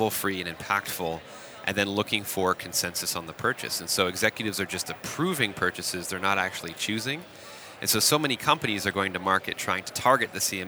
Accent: Waterloo, Ontario, Canada; in my hometown called BlackBerry

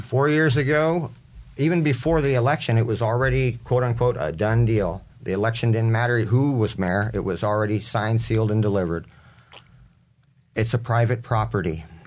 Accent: San Diego, California, United States; also born or lived in Coronado, California / Geneva, Switzerland; moved to University City, by, uh, about two blocks away from U T C. And grew up there as a teenager, graduated U C High, class of ninety

